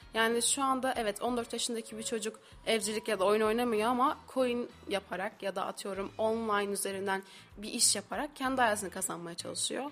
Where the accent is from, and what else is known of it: İzmir, Turkey; moved away as an adult; now in Kayseri, Turkey